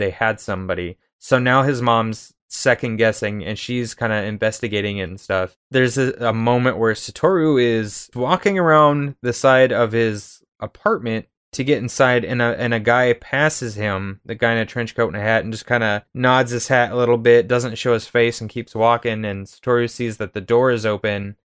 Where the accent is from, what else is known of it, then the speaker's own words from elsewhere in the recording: United States; being American